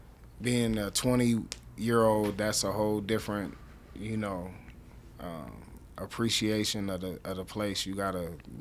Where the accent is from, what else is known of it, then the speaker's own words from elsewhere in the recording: Minneapolis, Minnesota, United States; now in Denver, United States; I grew up in Potterhorn. So, like, the store that George Floyd got choked out